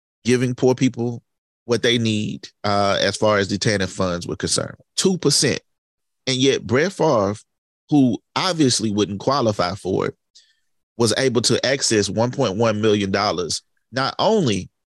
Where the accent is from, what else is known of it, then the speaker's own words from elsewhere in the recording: Hattiesburg, Mississippi, United States; I am from Hattiesburg, Mississippi, where Southern Miss is located